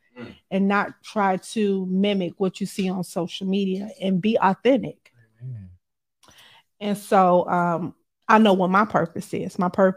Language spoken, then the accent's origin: English; Chicago, Illinois, United States; I'm from the South Side of Chicago